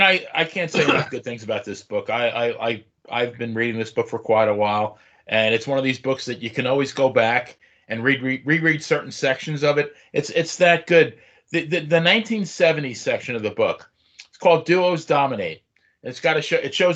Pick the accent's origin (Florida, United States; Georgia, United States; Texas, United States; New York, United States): New York, United States; me growing up in New York